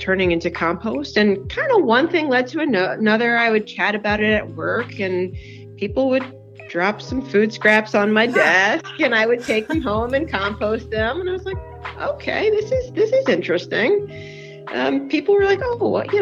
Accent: New Jersey, United States; moved away as an adult; also born or lived in Bergen County, New Jersey / Southern California; now in Yardley, United States; born up in North Jersey in Bergen County, and I guess depending on who you, what Jerseyite or Jerseyan you talk to, I grew up in Central Jersey

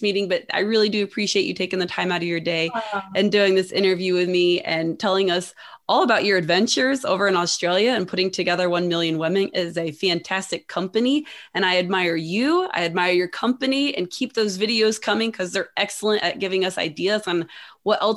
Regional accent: United States; do you know what we call bathers in the US? We call them swimsuits

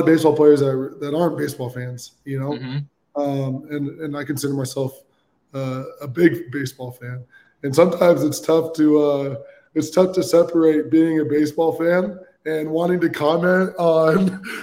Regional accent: Bay Area, California, United States; I grew up in the Bay Area

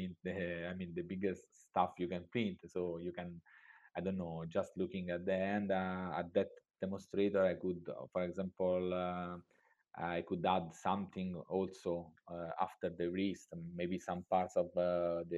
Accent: Italy; I'm from Italy

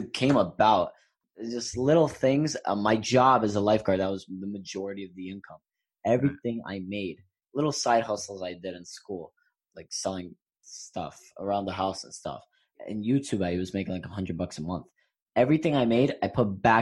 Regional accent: New York City, New York, United States; I grew up in New York

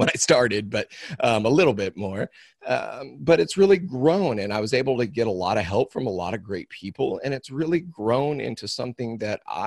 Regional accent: Missouri, United States; I'm from Missouri, and I am I'm third generation cow calf producer

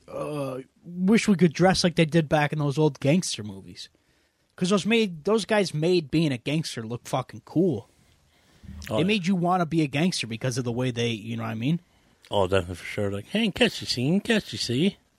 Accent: Chicago, Illinois, United States; Thin crust pizza? No thanks. I'm from Chicago.

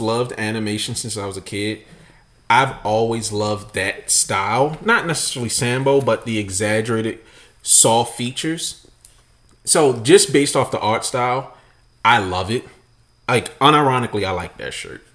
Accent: Baltimore, Maryland, United States; As a black man growing up in Baltimore

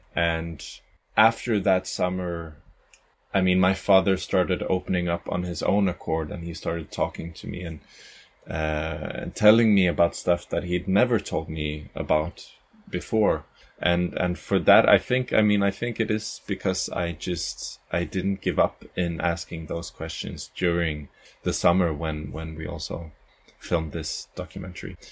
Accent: Gothenburg, Västra Götaland, Sweden; moved away as an adult; also born or lived in Caribbean; now in Malmö, Sweden; I'm from Gothenburg

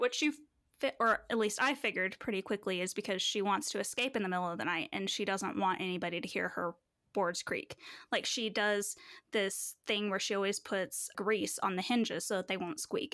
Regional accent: Manitou Springs, Colorado, United States; specifically Manitou Springs, where I think there was one black classmate in my whole school, and I wasn't even with him all twelve years of school

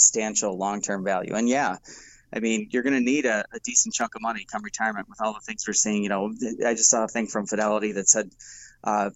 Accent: Milwaukee, Wisconsin, United States; I'm from Milwaukee

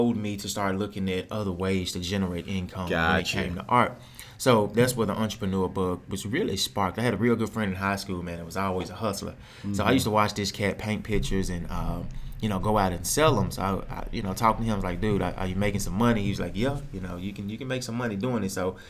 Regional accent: Memphis, Tennessee, United States; So I'm originally from Memphis. {S0} Okay. {S1} Grew up actually in Orange Mountain. Spent a little bit of time in North Memphis.

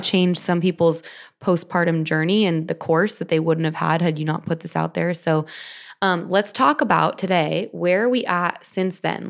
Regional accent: Orange County, California, United States; I was born and raised in California

